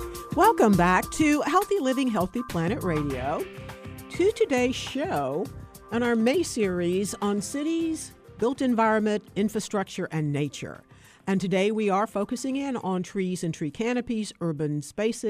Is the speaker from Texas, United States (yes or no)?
yes; Austin, Texas, United States; my hometown of Austin, Texas